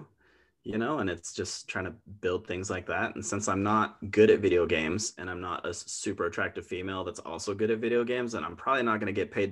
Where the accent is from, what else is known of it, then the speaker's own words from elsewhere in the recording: Twin Lakes, Idaho, United States; I grew up in Twin Lakes, which is just like a rock's throw away from Coeur d'Alene.